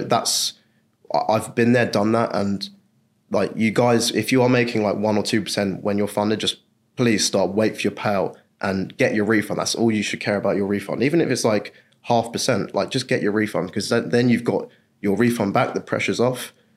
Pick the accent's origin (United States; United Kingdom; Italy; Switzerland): United Kingdom; England; I'm from England